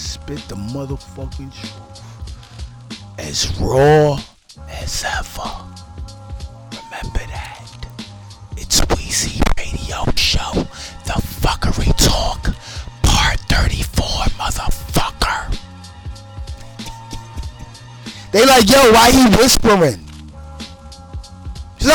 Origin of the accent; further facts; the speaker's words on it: New York City, New York, United States; I'm in Brooklyn, and I'm from Brooklyn